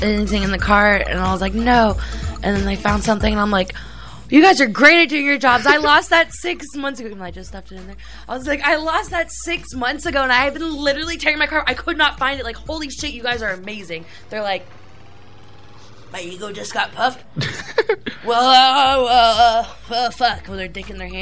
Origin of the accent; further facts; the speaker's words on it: Sarasota, Florida, United States; also born or lived in Port Charlotte, Florida, United States; I was basically born and raised in Sarasota